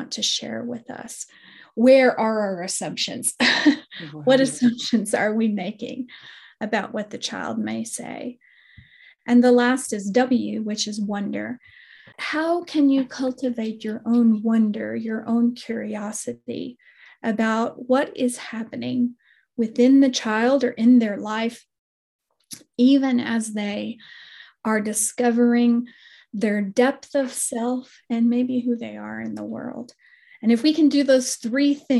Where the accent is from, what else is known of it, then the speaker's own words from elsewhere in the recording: West Texas, United States; I come from West Texas originally, and West Texans, it's terrible, violent language, but we use the word like kill shot.